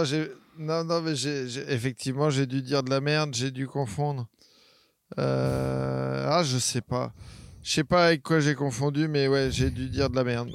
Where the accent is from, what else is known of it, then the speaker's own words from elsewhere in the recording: Caen, Normandy, France; moved away as an adult; also born or lived in Charleville-Mézières; j'ai habité à Caen jusqu'à 18 ans, mais je suis, euh, je suis normand